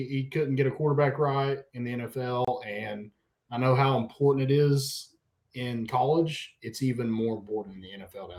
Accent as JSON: {"language": "English", "country": "United States", "said": "I'm American as crap"}